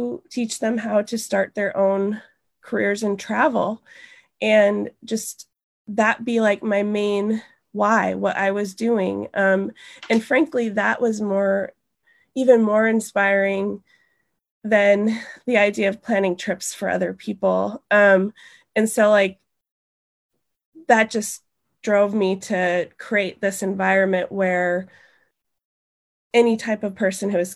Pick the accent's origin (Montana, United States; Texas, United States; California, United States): Montana, United States; moved away; also born or lived in Italy; I'm from Montana